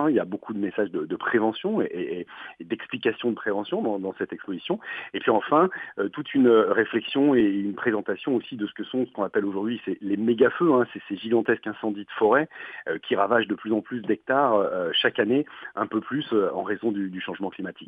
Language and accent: French; France; chez nous en France